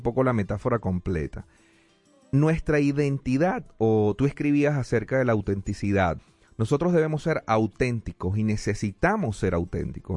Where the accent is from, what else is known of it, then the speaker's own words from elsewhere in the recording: Venezuela; now in United States; yo soy venezolano